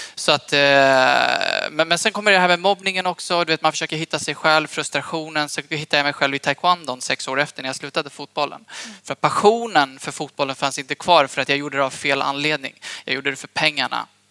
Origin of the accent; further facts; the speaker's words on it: Eskilstuna, Södermanland, Sweden; also born or lived in Hallstahammar; jag är född och uppvuxen i Eskilstuna från början